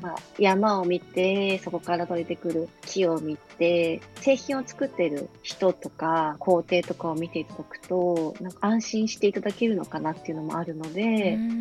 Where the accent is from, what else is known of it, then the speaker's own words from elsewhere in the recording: Tokyo, Japan; moved away as an adult; now in Kumano, Japan; もともとはあの東京生まれ東京育ちでまあ、練馬区っていうところをずっと過ごしてたんですけれども